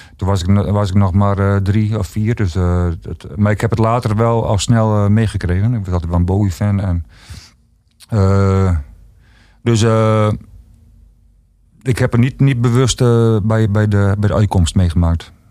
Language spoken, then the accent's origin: Dutch; Ruisterveen, Friesland, Netherlands; ik kom zelf uit Ruisterveen en dat was vroeger een hele arme streek